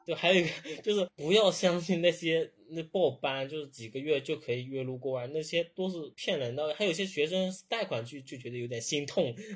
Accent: Zhejiang, China; 我是浙江嘛，我是没有像杭州、上海那边那么多展会的

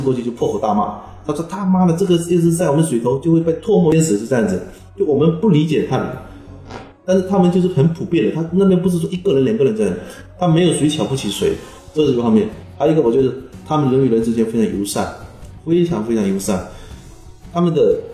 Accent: Fujian, China; also born or lived in Xiamen; 我们福建人、广东人迁来的比较彪悍

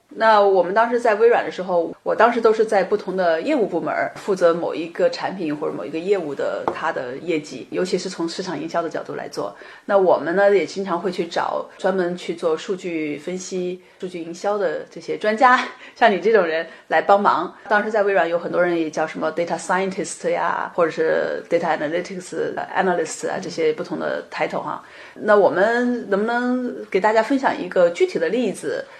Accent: China; moved away as an adult; now in United States; 我们作为中国人，在美国或者在其他的国家语言不同

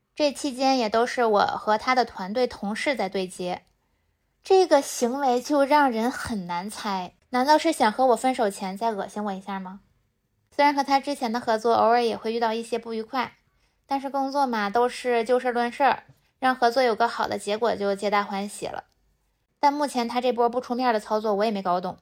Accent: Heilongjiang, China; now in Beijing, China; 我虽然来自后弦大省黑龙江，但是我的吃咸吃辣能力都有点差

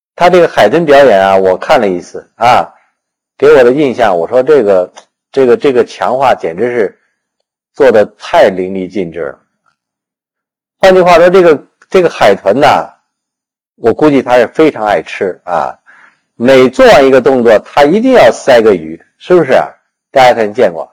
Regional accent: China; 我们中国人

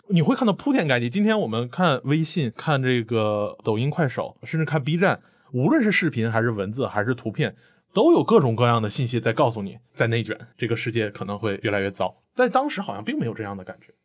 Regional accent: Northeast China, China; moved away; 我老家在东北嘛 东北你懂的，这是，也是一个充满了这个单位制的地方

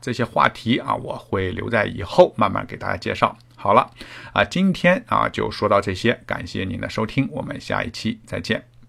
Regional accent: China; now in Canada; 那么我们中国人来了，反正是移民嘛

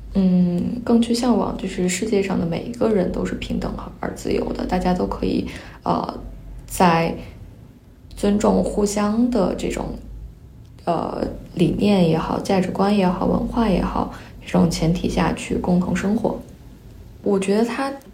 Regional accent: Qinghai, China; first language Mandarin; now in Singapore; 我在青海长大，然后，但是我家里的人都不是青海本地的，他们来自五湖四海

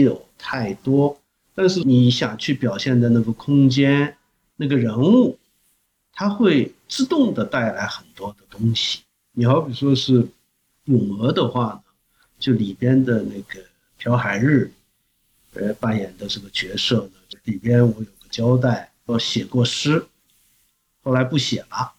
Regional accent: Longjing, Jilin, China; accent: Yanbian dialect; moved away as an adult; now in South Korea; 也是我的老家嘛，那边，所以我也常去那边

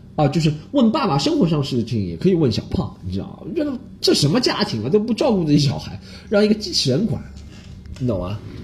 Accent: China; 我们中国人觉得啊，被宰了是吧

